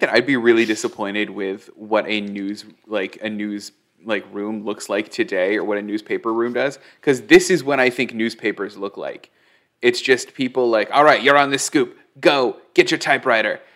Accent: Newville, Midwest, United States; moved away; also born or lived in Los Angeles; I was a kid in a small town. I was born in Newville.

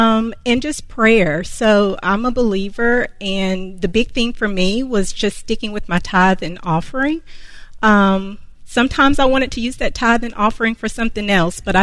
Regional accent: Concord, North Carolina, United States; I am from Concord, North Carolina

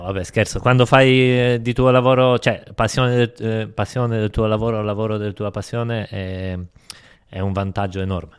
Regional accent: Poland; Io sono nato sette dicembre, in Polonia

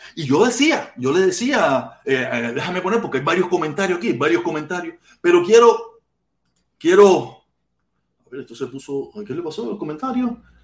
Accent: Cuba; moved away; Yo jamás he odiado a mi pueblo

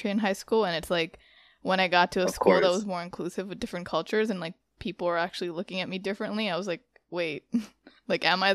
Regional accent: Long Island, New York, United States; I grew up in Long Island in New York

